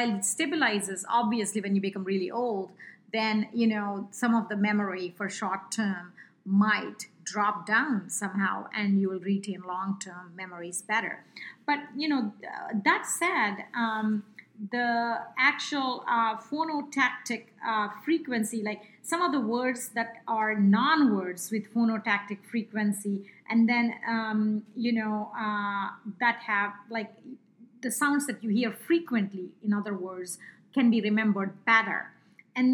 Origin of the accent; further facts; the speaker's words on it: India; accent: Indian; English is a second language; with my Indian accent